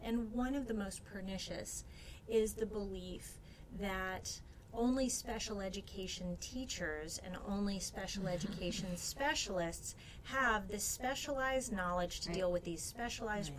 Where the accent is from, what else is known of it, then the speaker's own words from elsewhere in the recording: Alabama, United States; my home state